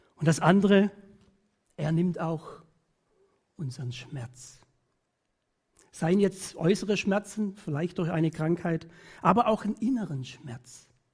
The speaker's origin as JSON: {"language": "German", "country": "Germany", "said": "Bei uns in Deutschland"}